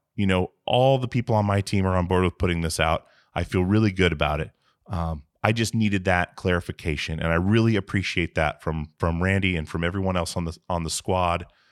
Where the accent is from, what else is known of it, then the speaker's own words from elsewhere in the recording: Alaska, United States; now in Portland, United States; I'm from Alaska myself, and, uh, moved to Portland in two thousand, but we, we moved maybe three times as a, as a child